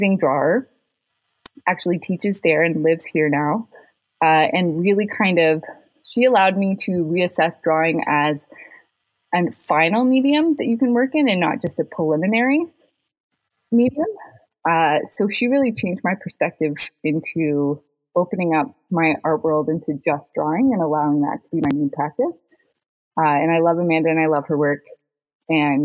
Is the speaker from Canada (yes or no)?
yes; North Bay, Ontario, Canada; moved away; North Bay was a community I grew up in as a kid